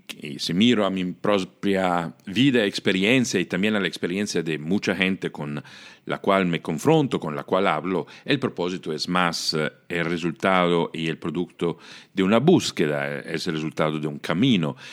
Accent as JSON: {"language": "Spanish", "country": "Italy", "tie": "born or raised there", "second_language": "Spanish", "moved": "yes", "said": "yo soy italiano, nací y crecí en Italia"}